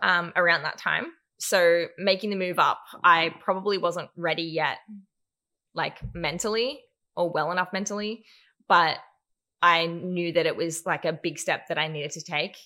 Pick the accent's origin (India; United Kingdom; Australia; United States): Australia; Newcastle, New South Wales; I grew up in Newcastle, born and raised in Newey, and loved it